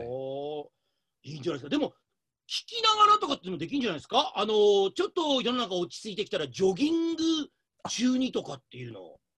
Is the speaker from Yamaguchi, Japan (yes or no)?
yes; Shimonoseki, Yamaguchi, Japan; moved away; 地元の下関で